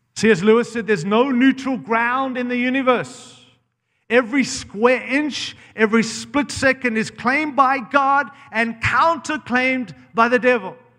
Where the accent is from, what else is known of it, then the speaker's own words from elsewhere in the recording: Zimbabwe; now in United States; I was born in Rhodesia, Zimbabwe